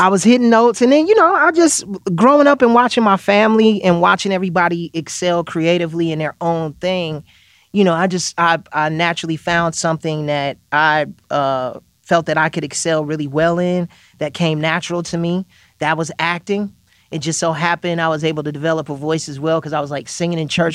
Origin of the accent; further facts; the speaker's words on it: Chicago, Illinois, United States; even from my hometown, Chicago